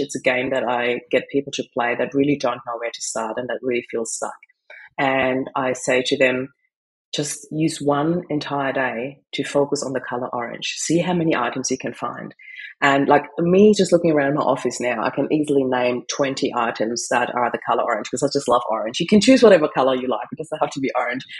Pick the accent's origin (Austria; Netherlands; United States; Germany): Austria; moved away; I come from Austria